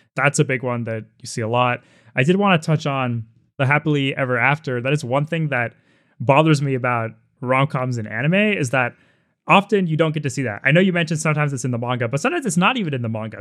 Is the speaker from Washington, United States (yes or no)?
yes; Seattle, Washington, United States; I grew up in Seattle